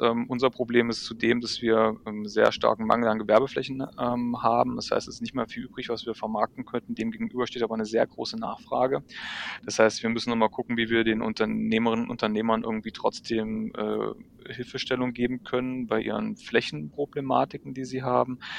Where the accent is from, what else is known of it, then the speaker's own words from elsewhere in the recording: Wittenberg, Saxony-Anhalt, Germany; now in Braunschweig, Germany; ich komme aus Lutherstadt Wittenberg